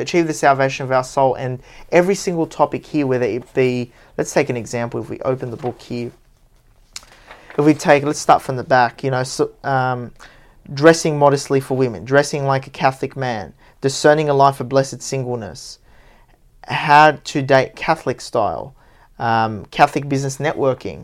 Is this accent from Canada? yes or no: no; Parramatta, New South Wales, Australia; Parramatta, my hometown